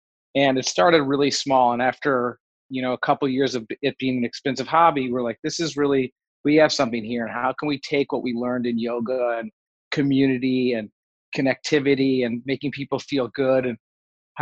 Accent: Detroit, Michigan, United States; moved away as an adult; also born or lived in Nashville / Los Angeles; I grew up in Detroit

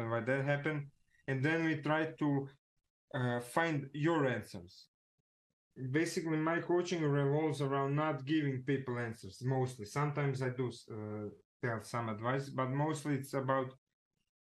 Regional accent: Zagreb, City of Zagreb, Croatia; I'm from Zagreb, right? It's like Croatia

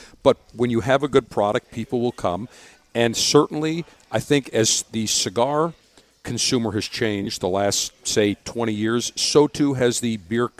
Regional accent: Buffalo, New York, United States; moved away; I grew up in Buffalo, New York

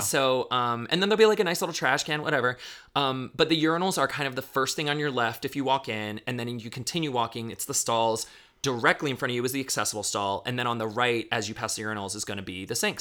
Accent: Daytona Beach, Florida, United States; now in Chicago, United States; I grew up in Daytona

